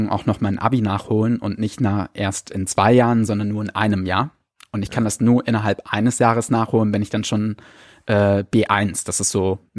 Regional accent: Cologne, North Rhine-Westphalia, Germany; ich komme ursprünglich eigentlich aus Köln, wo alle meine Eltern und Geschwister Französisch sprechen

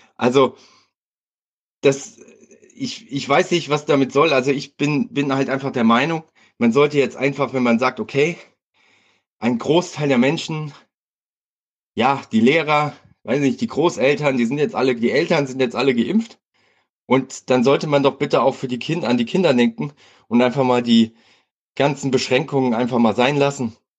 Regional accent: Hesse, Germany; ich komme aus Hessen

